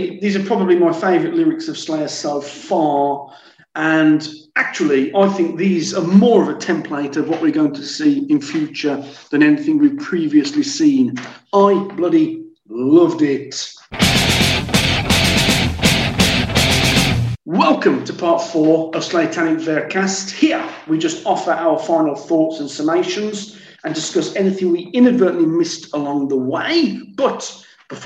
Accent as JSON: {"language": "English", "country": "United Kingdom", "moved": "yes", "lives_now": "France", "said": "I'm British"}